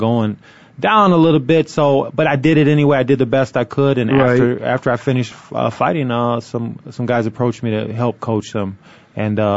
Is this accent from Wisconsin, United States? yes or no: no; Waterloo, Iowa, United States; I'm from Waterloo, Iowa